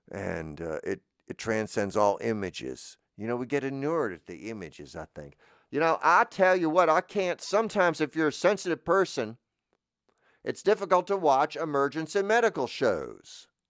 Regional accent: New Jersey, United States; It's Florida, but you know, so I don't want to, I'm from New Jersey. It's not, we don't have this as many bugs.

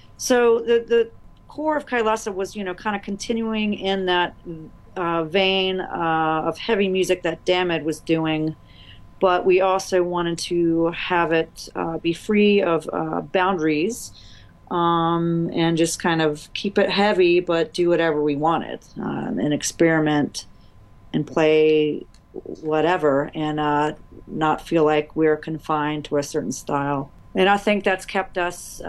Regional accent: Greensboro, North Carolina, United States; now in Savannah, United States; I'm from Greensboro, North Carolina.

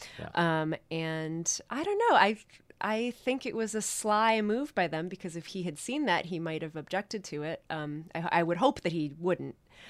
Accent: New York City, New York, United States; born or raised there

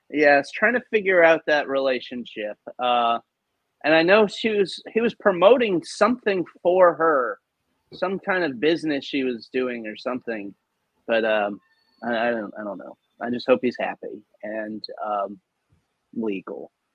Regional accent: New Orleans, Louisiana, United States; back to New Orleans, back to my hometown

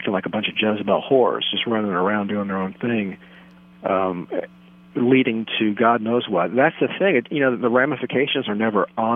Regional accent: Southern Maryland, United States; moved away as an adult; now in New York, United States; Well, I'm from Maryland. I'm from Southern Maryland.

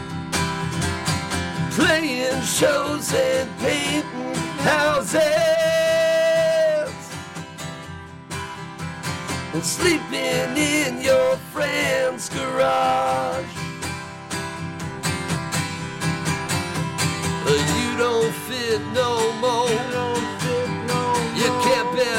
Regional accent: Huntington, New York, United States; I'm from Huntington, Long Island

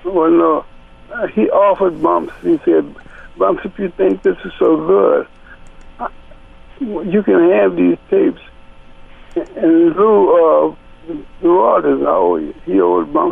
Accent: New Orleans, Louisiana, United States; moved away; I was from New Orleans.

